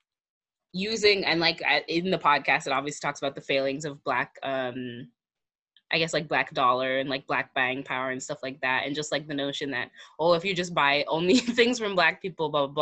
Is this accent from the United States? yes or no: yes; United States; I'm American